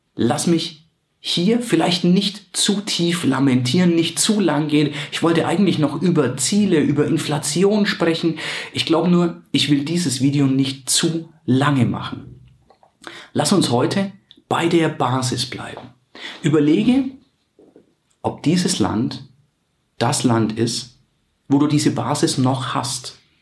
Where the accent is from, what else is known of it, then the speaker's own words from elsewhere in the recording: Germany; bei uns in Deutschland